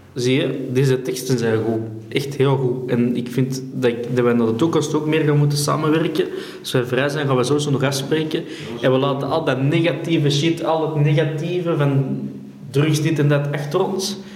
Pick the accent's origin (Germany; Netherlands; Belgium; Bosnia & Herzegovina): Belgium; wij als Belg